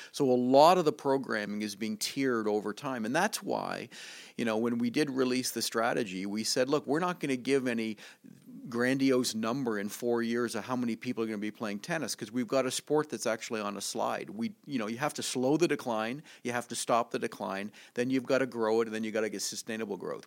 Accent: Canada; moved away; I come from Canada where there's an awful lot of snow

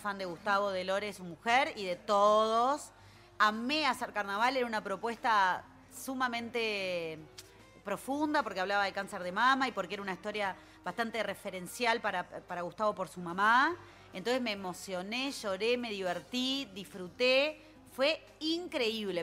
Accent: Punta Carretas, Montevideo, Uruguay; nací en Punta Carretas y vivo ahí

